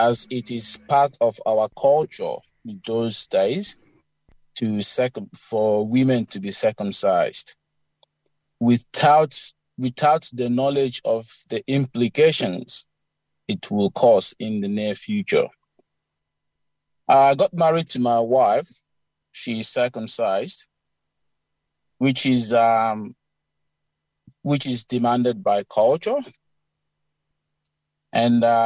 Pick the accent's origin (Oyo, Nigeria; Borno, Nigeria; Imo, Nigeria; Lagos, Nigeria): Imo, Nigeria; Eastern Nigeria; moved away as an adult; now in Canberra, Australia; I grew up in Imo State, Eastern Nigeria